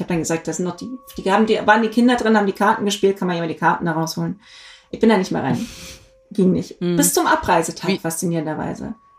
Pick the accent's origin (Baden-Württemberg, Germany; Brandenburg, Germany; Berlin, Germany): Baden-Württemberg, Germany; Black Forest; ich komme aus dem Schwarzwald